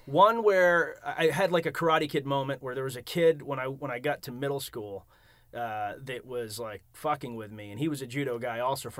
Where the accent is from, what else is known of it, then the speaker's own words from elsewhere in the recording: outside of Boston, Massachusetts, United States; also born or lived in Rhode Island / Naples, Italy; I moved to Massachusetts outside of Boston.